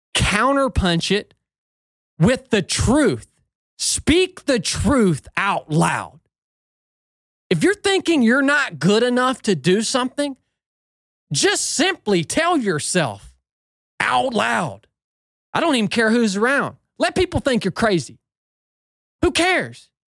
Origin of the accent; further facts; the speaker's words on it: Northwest Georgia, United States; I grew up in Northwest Georgia